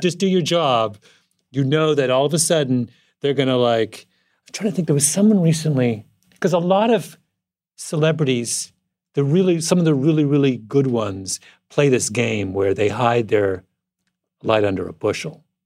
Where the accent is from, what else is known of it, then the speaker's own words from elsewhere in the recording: Canada; moved away; conservative boy from rural Canada